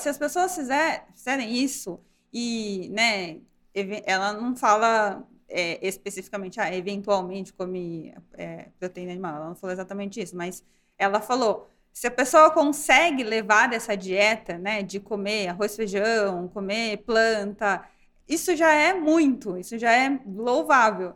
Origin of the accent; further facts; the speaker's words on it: Brazil; como brasileira